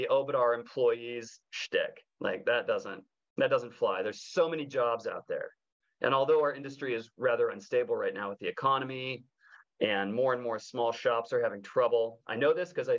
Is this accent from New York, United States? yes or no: no; Northern California, United States; I'm from Northern California